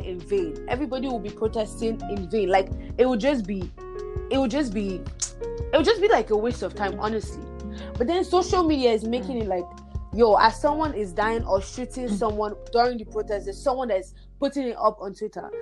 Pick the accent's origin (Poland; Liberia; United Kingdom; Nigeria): Nigeria; moved away as an adult; now in Canada; I I grew up in Nigeria. I was born and raised there. I only came to Canada um, in 2016, August.